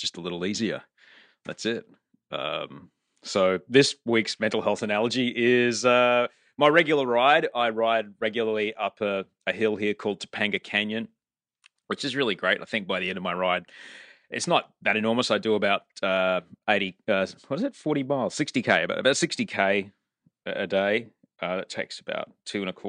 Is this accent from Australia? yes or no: yes; Australia; now in California, United States; I'm Australian.